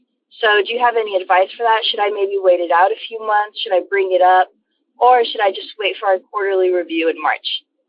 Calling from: Dallas, Texas, United States; I'm calling from Dallas, Texas.

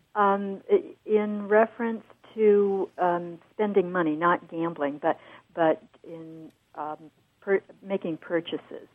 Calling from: San Diego, California, United States; calling from San Diego

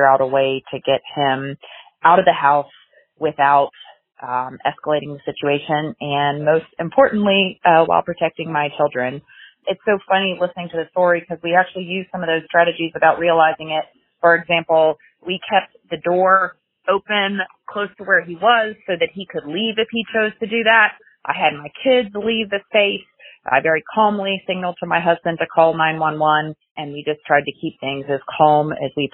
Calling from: Raleigh, North Carolina, United States; I'm calling from Raleigh, North Carolina

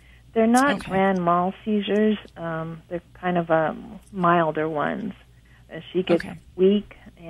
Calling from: Monrovia, California, United States; Monrovia, California.

